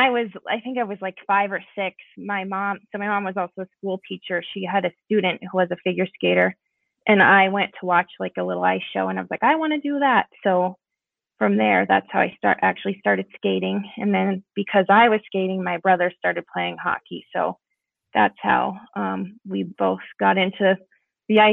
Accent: Arvada, Colorado, United States; moved away as an adult; now in Minnesota, United States; I grew up in Arvada, Colorado.

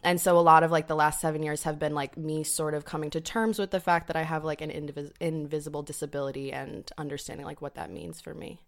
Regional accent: upstate New York, United States; moved away; I'm from upstate New York

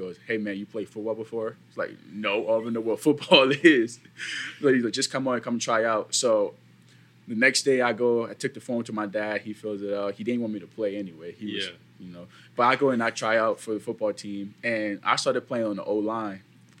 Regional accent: Ghana; born there; moved away; And I was born in Ghana.

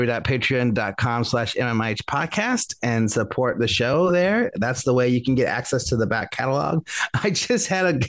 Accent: Vallejo, California, United States; my hometown in Vallejo

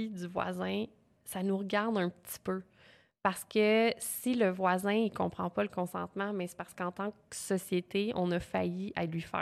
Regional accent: Quebec, Canada; accent: Quebec French; Avec mon gros accent québécois.

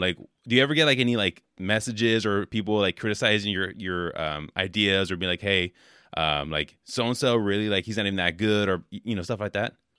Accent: California, United States; now in Wisconsin, United States; I'm from California originally

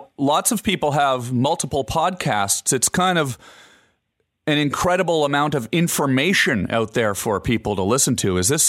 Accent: Canada; I've spent a lot of time growing up in Canada fishing and living outdoors, canoeing and traveling in the wild

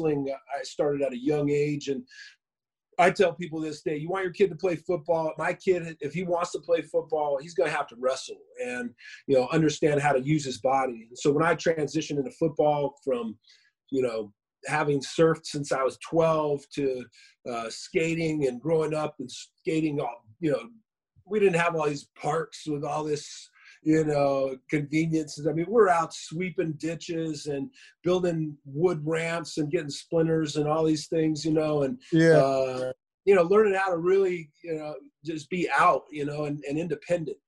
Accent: Inland Empire, California, United States; also born or lived in Washington State / Moreno Valley, California; I grew up out in the Inland Empire. I live out here. I live in Riverside, Woodcrest area, but like Lake Matthews, March Air Force Base area of Riverside. And I moved here when I was about 10 years old from Washington State

